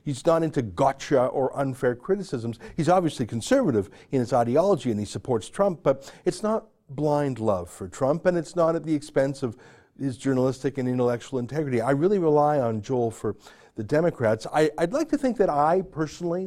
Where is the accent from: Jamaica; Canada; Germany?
Canada; I'm a Canadian